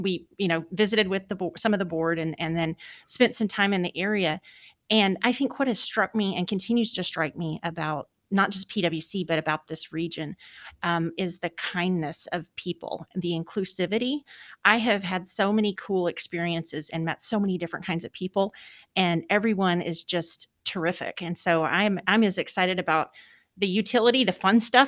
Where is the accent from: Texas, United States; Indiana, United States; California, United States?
Texas, United States; moved away as an adult; also born or lived in Northeast United States; I was born and raised in Texas.